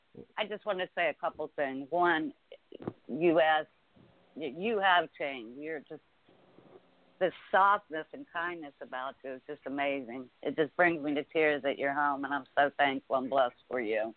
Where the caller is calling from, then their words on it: Washington, United States; calling from Washington.